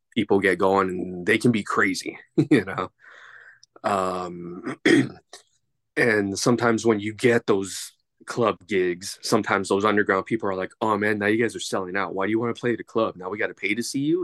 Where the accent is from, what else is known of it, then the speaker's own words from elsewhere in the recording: Los Angeles, California, United States; I am from, uh, Los Angeles, California